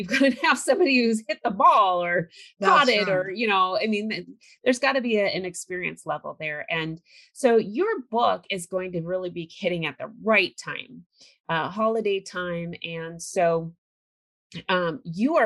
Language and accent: English; California, United States; I grew up in California